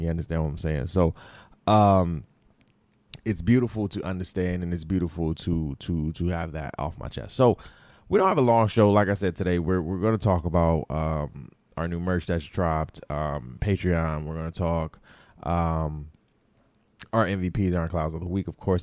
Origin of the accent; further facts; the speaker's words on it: Detroit, Michigan, United States; also born or lived in Florida; I was raised in Detroit.